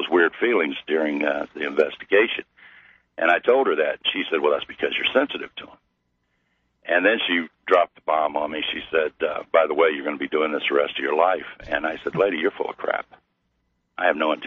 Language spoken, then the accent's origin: English; Missouri, United States; I'm from Missouri